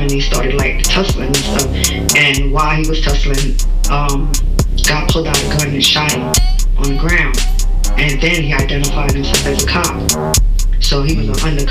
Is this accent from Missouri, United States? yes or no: no; New York City, New York, United States; I grew up with him in Flatbush, Brooklyn